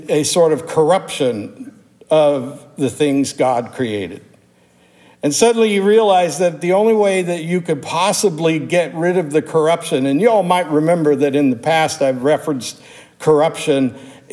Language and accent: English; Pittsburgh, Pennsylvania, United States; also born or lived in Louisville metropolitan area; now in Louisville, United States; I grew up in Pittsburgh, Pennsylvania